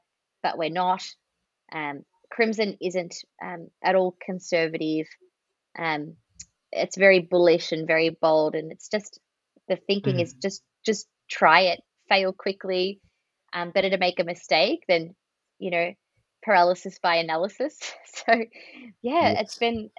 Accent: Australia; accent: Australian; my accent is an Australian one

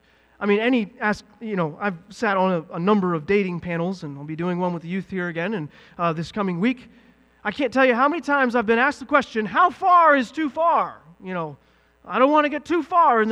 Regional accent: the South, United States; moved away; I'm from the South

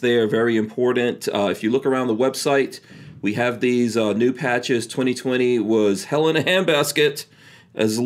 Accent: New York, United States; accent: New York; moved away; also born or lived in Virginia; I did grow up in New York

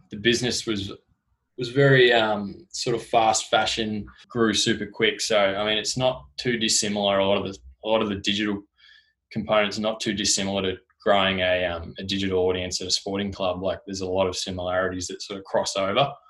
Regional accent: Tasmania, Australia; moved away as an adult; also born or lived in Gold Coast; now in Melbourne, Australia

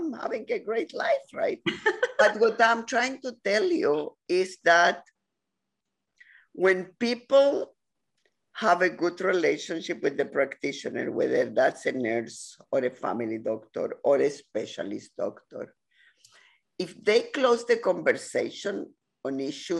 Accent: Chile; now in Ontario, Canada; Latin America, I come from Chile

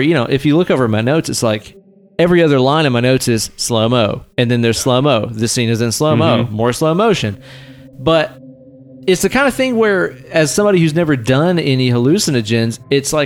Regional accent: the South, United States; We're from the South

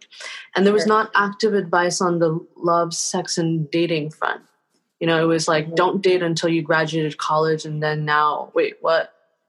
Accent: Taiwan; born there; moved away; my parents were immigrants from Taiwan who were, and I was born in Taiwan.

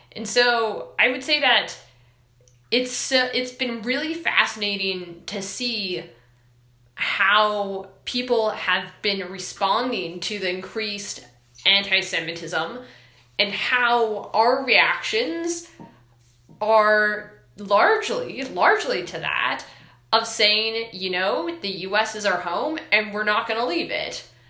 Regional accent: Washington, United States; moved away; also born or lived in Arizona; I am originally from Washington State.

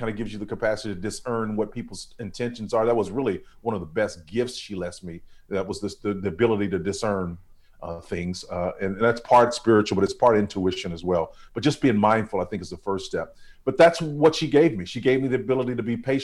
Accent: Tulsa, Oklahoma, United States; I was raised in North Tulsa, Oklahoma

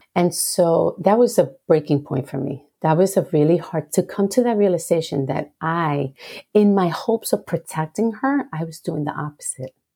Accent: Puerto Rico; I grew up in Puerto Rico, the beautiful, beautiful island of enchantment

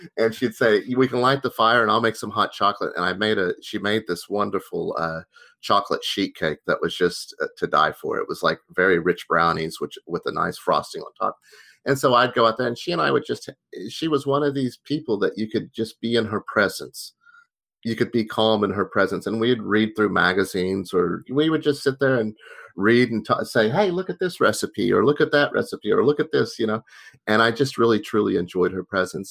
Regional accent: Tulsa, Oklahoma, United States; moved away; also born or lived in Boston; I grew up in Tulsa, Oklahoma

